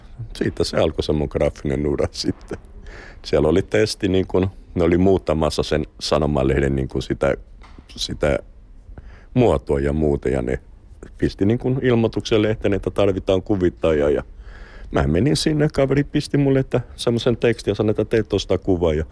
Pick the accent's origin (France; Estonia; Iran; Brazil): Brazil; Finnish is a second language; now in Finland; Olin täällä vuosi kahdeksan kuukautta – sitten menin takaisin Brasiliaan